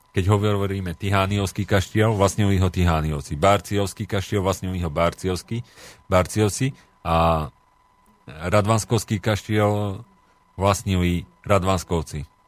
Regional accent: Slovakia; som hrdý na Slovensko aj že som Slovák

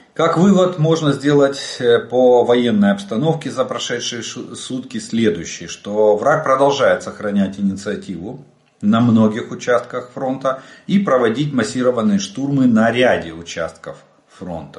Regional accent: Ukraine; мы из Украины.

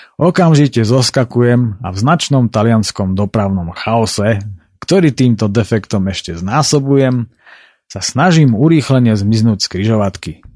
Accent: Spiš, Slovakia; u nás na Spiši

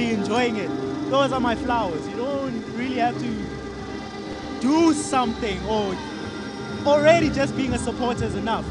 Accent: Tembisa, Gauteng, South Africa; also born or lived in Alexandra / Olifantsfontein; I've moved a lot, but I've spent the bulk of my years in Tembisa surrounding areas

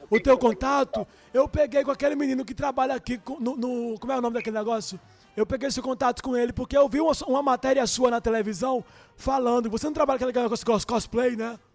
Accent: Fortaleza, Ceará, Brazil; eu sou de Fortaleza.

